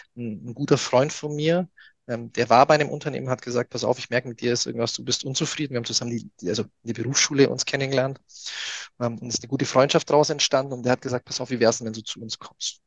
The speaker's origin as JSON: {"language": "German", "area": "near Augsburg", "region": "Bavaria", "country": "Germany", "said": "ich komme ja aus, aus der Nähe von Augsburg"}